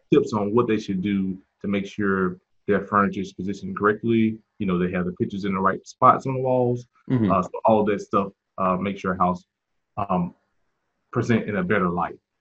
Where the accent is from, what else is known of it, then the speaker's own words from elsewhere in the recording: Mississippi, United States; now in Charlotte, United States; I'm originally from uh, Mississippi, uh, mm so uh, came to Charlotte um, several years back